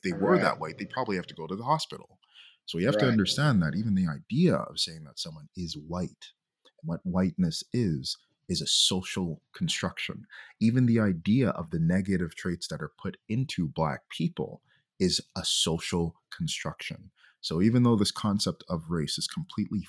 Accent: Jamaica; now in Montreal, Canada; I'm from Jamaica

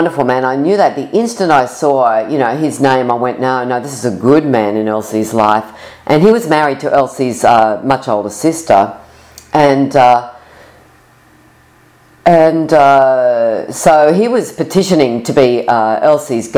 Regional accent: Sydney, New South Wales, Australia; I'm from Sydney, Australia

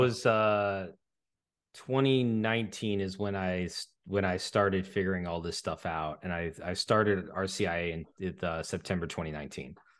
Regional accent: California, United States; moved away as an adult; also born or lived in Dallas, Texas; now in Greenville, United States; I grew up in California

